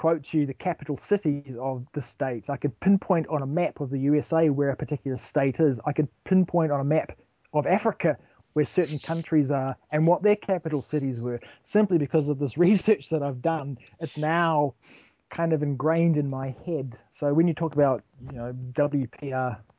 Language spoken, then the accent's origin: English; New Zealand; being a New Zealander